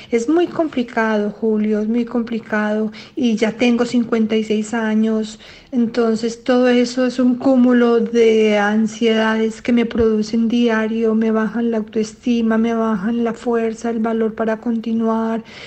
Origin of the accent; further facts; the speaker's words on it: Colombia; moved away as an adult; now in Brussels, Belgium; soy colombiana, pero vivo hace muchísimos años en Bruselas, Bélgica